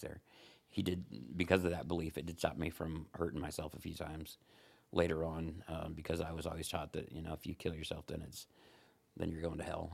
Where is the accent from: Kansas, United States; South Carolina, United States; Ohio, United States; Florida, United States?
Ohio, United States; also born or lived in Fort Wayne, Indiana; now in Huntington, United States; I'm from Ohio, actually